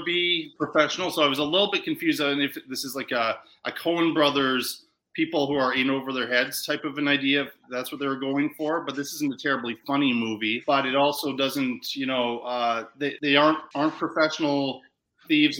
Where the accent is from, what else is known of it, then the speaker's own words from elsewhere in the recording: Canada; also born or lived in New York; I've lived in New York, but I'm I'm a Canadian